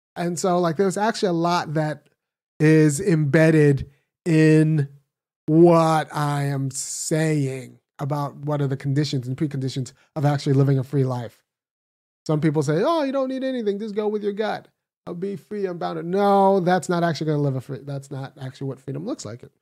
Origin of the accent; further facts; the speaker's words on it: California, United States; moved away as an adult; now in Athens, Georgia, United States; I was born in California, raised in California.